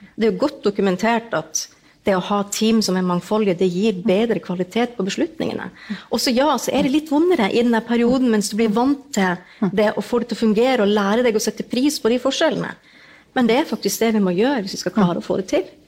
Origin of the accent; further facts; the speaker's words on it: Northern Norway, Norway; jeg er jo nordlending